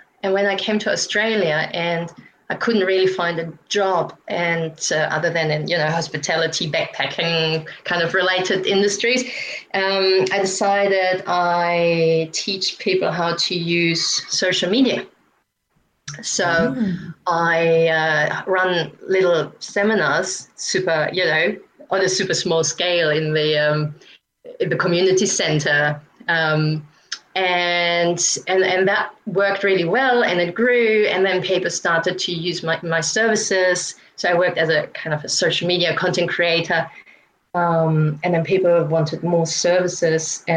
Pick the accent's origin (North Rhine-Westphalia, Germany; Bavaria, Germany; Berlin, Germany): North Rhine-Westphalia, Germany; Aachen; moved away; I grew up in Germany on the border to Netherlands and Belgium, in a town called Aachen.